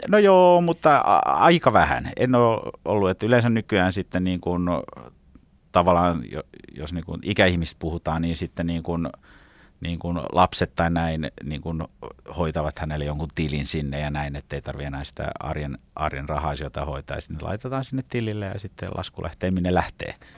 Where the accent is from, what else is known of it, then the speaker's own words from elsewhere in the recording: Finland; also born or lived in Regensburg, Germany; now in Helsinki, Finland; mä oon Suomesta